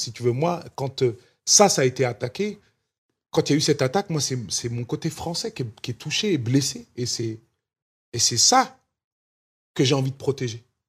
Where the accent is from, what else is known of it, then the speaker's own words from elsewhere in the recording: France; moved away as an adult; now in Los Angeles, United States; ma France, c'est celle de mon enfance, c'est celle où j'ai grandi